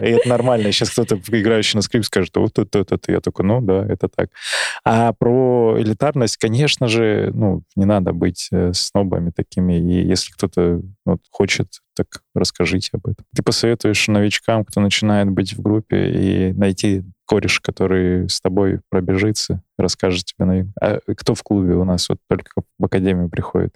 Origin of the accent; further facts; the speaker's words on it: Barnaul, Altai Krai, Russia; хоть и из Барнаула, и у нас там тоже достаточно природы разные